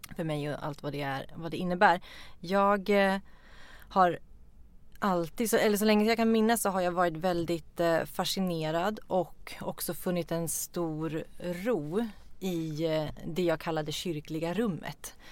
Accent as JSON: {"language": "Swedish", "region": "Norrland", "country": "Sweden", "moved": "yes", "said": "Vi kommer ifrån Norrland, olika delar."}